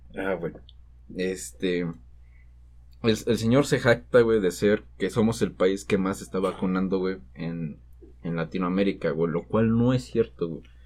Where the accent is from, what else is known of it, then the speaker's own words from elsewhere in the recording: Mexico; somos mexicanos